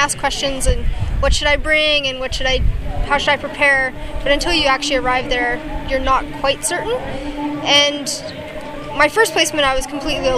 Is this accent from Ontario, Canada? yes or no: no; Bonnyville, Alberta, Canada; moved away as an adult; also born or lived in Zambia / Cameroon; now in British Columbia, Canada; I'm from Alberta, about 3 hours north of Edmonton